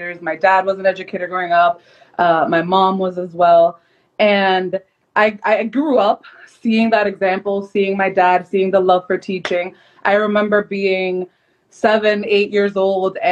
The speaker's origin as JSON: {"language": "English", "town": "Lawrence", "region": "Massachusetts", "country": "United States", "tie": "born or raised there", "also_born_or_lived": "Dominican Republic", "said": "I am Dominican American, born and raised in Lawrence, Mass."}